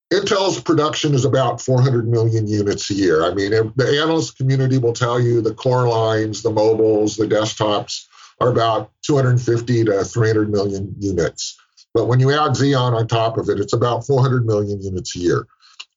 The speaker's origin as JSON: {"language": "English", "area": "San Francisco Bay Area", "region": "California", "country": "United States", "said": "I live in California. I'm from the San Francisco Bay Area"}